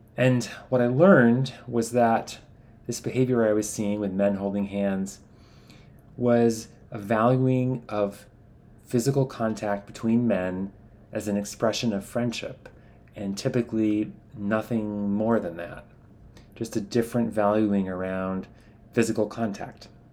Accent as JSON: {"language": "English", "country": "United States", "said": "as an American, I grew up learning to value physical distance between men"}